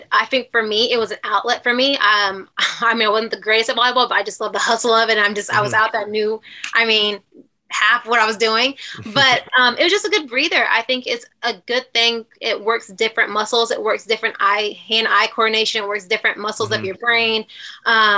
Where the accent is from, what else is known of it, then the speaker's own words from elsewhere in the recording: Wichita, Kansas, United States; moved away; I grew up in Wichita. Born and raised.